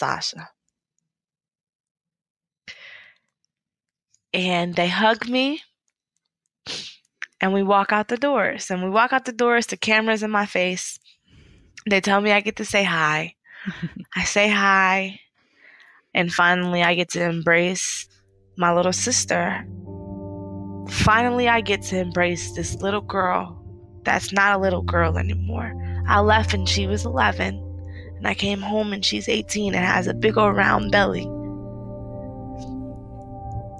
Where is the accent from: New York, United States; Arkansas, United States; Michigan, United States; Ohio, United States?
Ohio, United States; Akron; my hometown, Akron